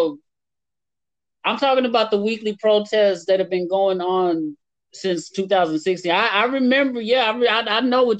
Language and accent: English; Santa Ana, California, United States; I'm from Santa Ana. I hail from Santa Ana. I grew up there